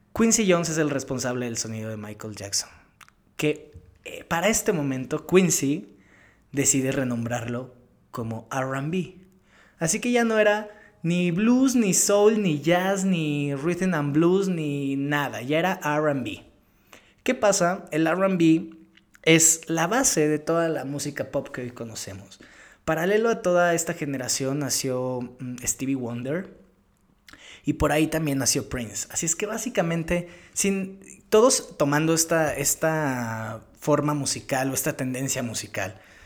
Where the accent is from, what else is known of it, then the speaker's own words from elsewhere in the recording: Mexico; como latino, crecido en Latinoamérica, en México